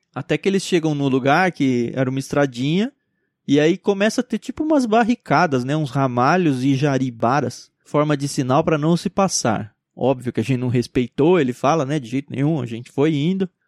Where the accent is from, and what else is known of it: Brazil